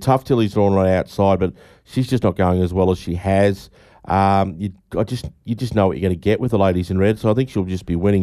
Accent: Donald, Victoria, Australia; my hometown of Donald.

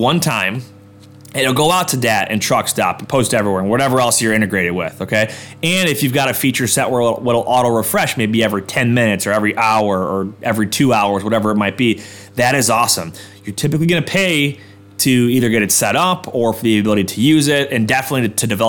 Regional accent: Orchard Park, New York, United States; That's my hometown, all right? Suburb of Buffalo

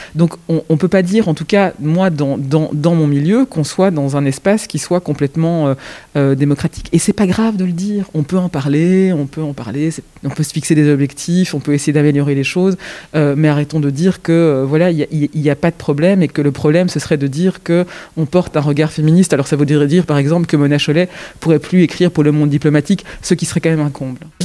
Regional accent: Belgium; je suis né en Belgique, mais mes origines sont ailleurs

